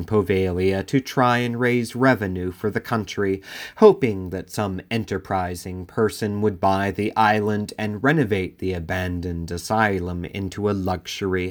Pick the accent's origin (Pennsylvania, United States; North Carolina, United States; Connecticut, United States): Pennsylvania, United States; Philadelphia; my hometown, Philadelphia